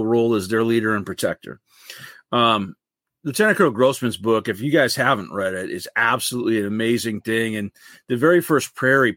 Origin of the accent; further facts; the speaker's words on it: Michigan, United States; also born or lived in California / North Carolina; I am from Michigan, born and raised in Michigan, left to live in California and North Carolina for a while when I was in the Marine Corps, but come back to Michigan